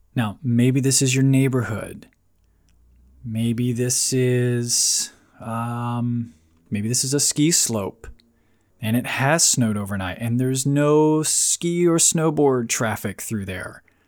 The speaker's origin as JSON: {"language": "English", "region": "Florida", "country": "United States", "tie": "born or raised there", "moved": "as an adult", "lives_now": "Virginia Beach, United States", "said": "I'm, I'm from Florida. I grew up in Florida, spent twenty-plus years there."}